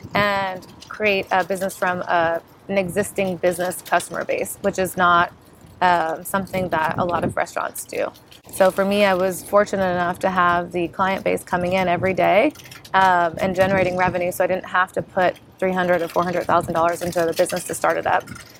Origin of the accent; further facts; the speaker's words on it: Bakersfield, California, United States; 17 years, I'm practically native. I mean, I don't know what you're talking about. I'm from Bakersfield.